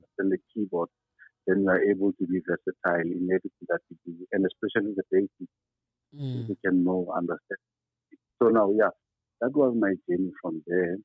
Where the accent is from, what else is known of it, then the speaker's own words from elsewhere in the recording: Tembisa, Gauteng, South Africa; I grew up in Tembisa